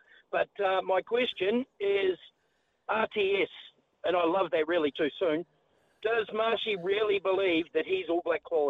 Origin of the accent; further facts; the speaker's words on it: Canterbury, New Zealand; I'm from Canterbury.